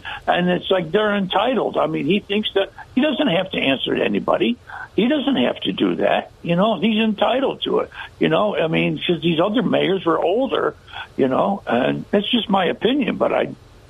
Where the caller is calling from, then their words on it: Binghamton, New York, United States; calling from Binghamton.